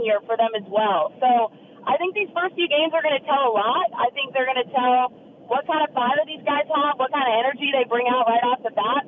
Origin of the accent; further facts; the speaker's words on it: Manhattan Beach, California, United States; moved away; also born or lived in Georgia; I grew up, because I'm from Manhattan Beach, which is in, you know, the LA area, and I grew up going to USC and UCLA games.